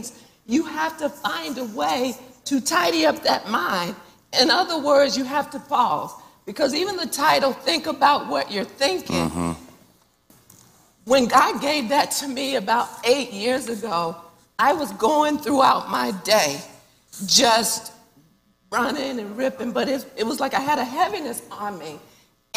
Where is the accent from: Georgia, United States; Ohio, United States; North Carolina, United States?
North Carolina, United States; also born or lived in Missouri; But I moved back to Charlotte. Of course, we're from North Carolina. Moved back to Charlotte from the University of Missouri